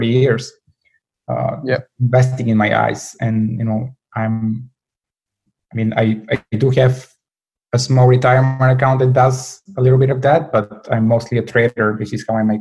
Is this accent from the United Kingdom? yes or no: no; Bulgaria; moved away as an adult; I was born and raised in Bulgaria.